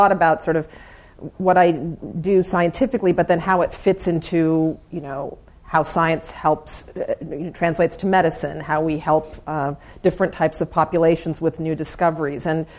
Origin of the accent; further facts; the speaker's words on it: Maryland, United States; also born or lived in Germany; My mother is German, and I was born in Germany, and I didn't live any place longer than three or four years until my parents moved to Maryland, and when I went to high school there